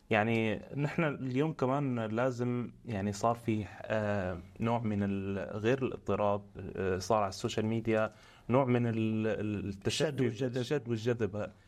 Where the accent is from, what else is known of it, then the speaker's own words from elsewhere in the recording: Syria; نحن اليوم كسوريين كنخب سوريه كثوار سوريين